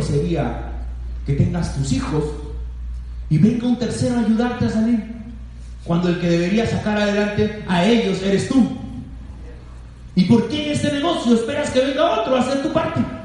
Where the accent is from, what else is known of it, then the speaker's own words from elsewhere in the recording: Lima, Peru; yo nací en Huaycán, conozco la pobreza.